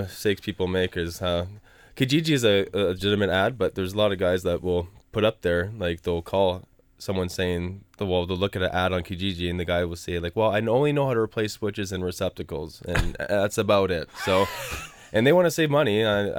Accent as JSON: {"language": "English", "region": "East of England", "country": "United Kingdom", "said": "I'm from Essex."}